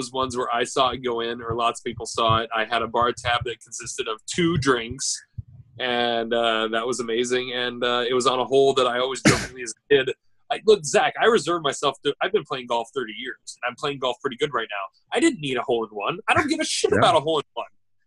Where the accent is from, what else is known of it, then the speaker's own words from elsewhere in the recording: United States; us Americans